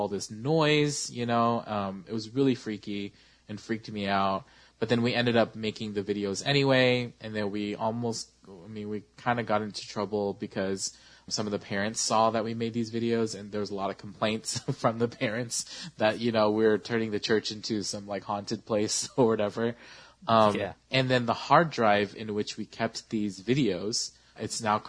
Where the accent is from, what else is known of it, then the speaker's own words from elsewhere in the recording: Sacramento, California, United States; I was a youth leader in my church that I grew up in Sacramento